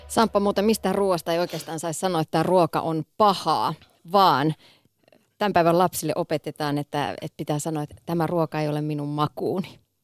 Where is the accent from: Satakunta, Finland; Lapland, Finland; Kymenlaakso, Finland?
Kymenlaakso, Finland; Kouvola; Mä oon siis Kouvolasta kotoisin, kymenlaaksolainen